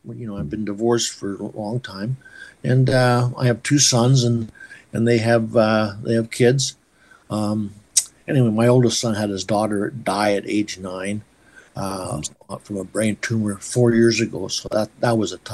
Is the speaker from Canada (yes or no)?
yes; Waldheim, Saskatchewan, Canada; moved away; I was born in Waldheim. I grew up for a few years there.